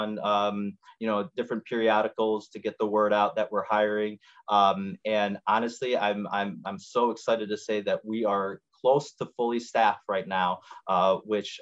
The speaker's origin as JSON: {"language": "English", "town": "Schaumburg", "region": "Illinois", "country": "United States", "tie": "born or raised there", "also_born_or_lived": "Chicago / Houston", "lives_now": "Arlington Heights, United States", "said": "I was born and raised in Schaumburg, Illinois."}